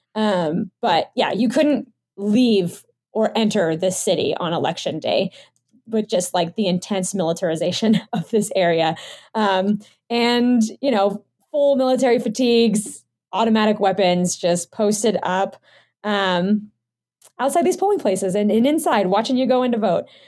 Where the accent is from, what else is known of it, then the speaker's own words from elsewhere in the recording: United States; I'm a Filipino American